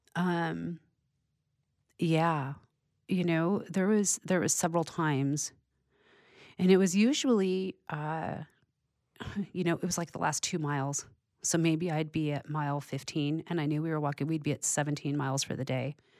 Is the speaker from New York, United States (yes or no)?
no; California, United States; I'm born and raised in California.